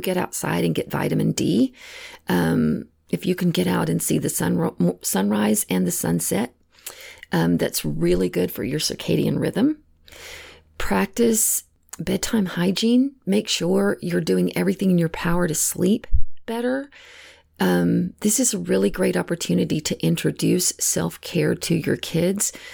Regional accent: Texas, United States; moved away; I know I'm originally from Texas, and all of my family still lives back in the same area

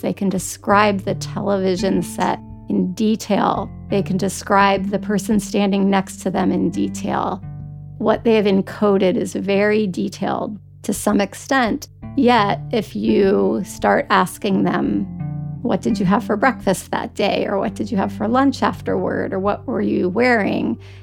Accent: Washington, District of Columbia, United States; I grew up in Washington DC, so we frequently visited the Senate, the Supreme Court, the White House for field trips

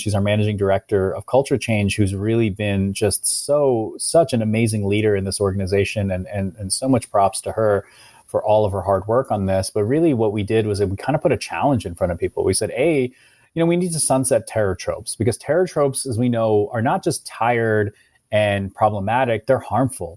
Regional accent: Ohio, United States; I, I was a, a, a, a kid from, in, growing up in Ohio

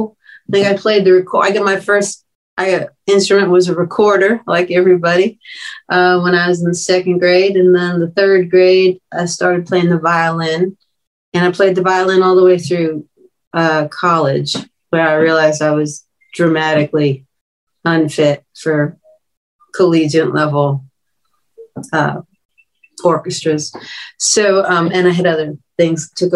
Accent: Long Island, New York, United States; born or raised there

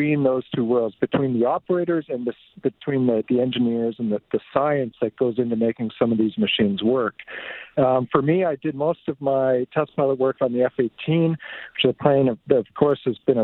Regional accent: Two Hills, Alberta, Canada; also born or lived in Fort Saskatchewan, Alberta; I was born in Fort Saskatchewan, but I grew up mostly on a farm east of there, so by Two Hills. I went to school in Two Hills

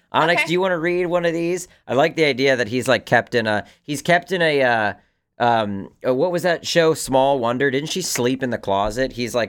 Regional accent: South West England, United Kingdom; I read recently that an amateur scientist called Andrew Cross lived near where I grew up in Somerset, England.

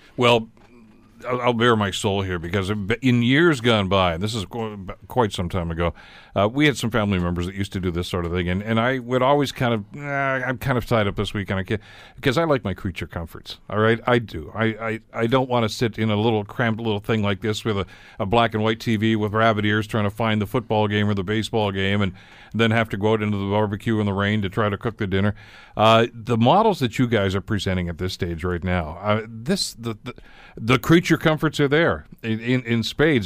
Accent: Hamilton, Ontario, Canada; my kid days back here growing up on the East Mountain, uh, going to Blessed Sacrament School there

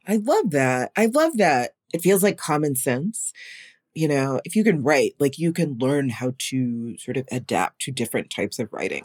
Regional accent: North Carolina, United States; I grew up in North Carolina

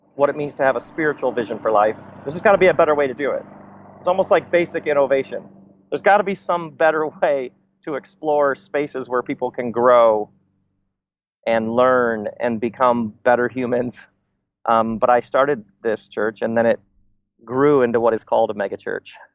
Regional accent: Michigan, United States; I grew up in Michigan, so in between Chicago and Detroit

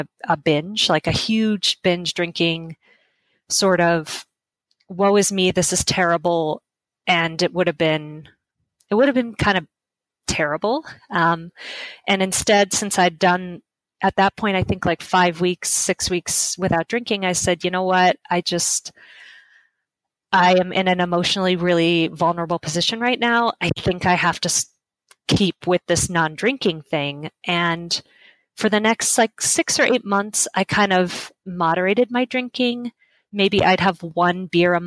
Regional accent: Las Vegas, Nevada, United States; I started a website in my hometown of Las Vegas

